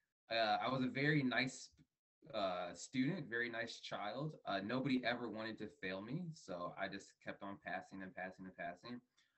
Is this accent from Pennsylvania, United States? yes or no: no; Fort Worth, Texas, United States; born there; also born or lived in Montana; I was born in Fort Worth, Texas, to two Ghanaian parents. I have Ghana running through my blood and veins. I moved around a lot when I was a child.